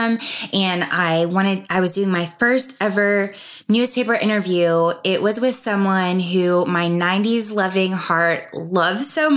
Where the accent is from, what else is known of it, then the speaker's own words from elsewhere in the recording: Asheville, North Carolina, United States; now in Nashville, United States; I grew up in Asheville, North Carolina